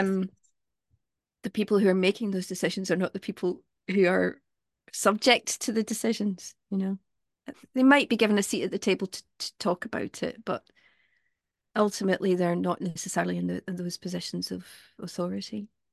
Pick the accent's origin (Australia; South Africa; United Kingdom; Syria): United Kingdom; Glasgow, Scotland; I come from Glasgow